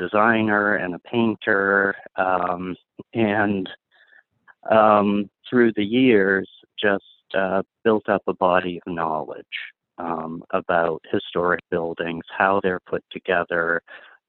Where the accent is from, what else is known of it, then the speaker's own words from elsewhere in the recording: White Mountains of New Hampshire, United States; I grew up in the White Mountains of New Hampshire